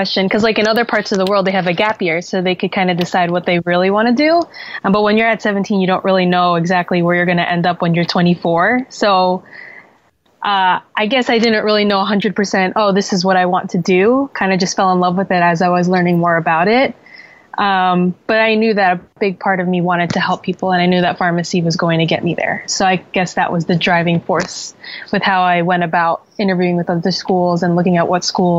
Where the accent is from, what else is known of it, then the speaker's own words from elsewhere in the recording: Jersey City, New Jersey, United States; moved away as an adult; also born or lived in Philadelphia; So I was born and raised in Jersey City, New Jersey, which is about 20 minutes from New York City. So that's as big of a city as you can get.